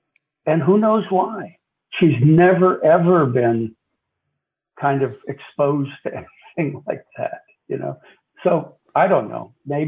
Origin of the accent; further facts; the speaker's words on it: Panama; and I lived in, I was brought up in Latin America, so I was living in Panama at that time, And we didn't have television. This is the 50s.